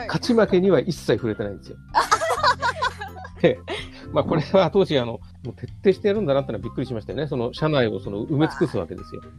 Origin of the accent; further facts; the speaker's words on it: Tokyo side of the Seibu Line, Japan; also born or lived in Tokorozawa, Saitama; その時は僕、東京の方にいたんですけど、 まあ、その西武線乗ってたらもう、もう西武線で生まれ育ってます